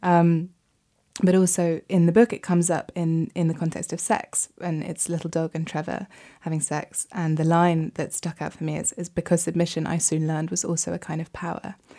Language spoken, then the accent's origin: English; United Kingdom; for me as a Brit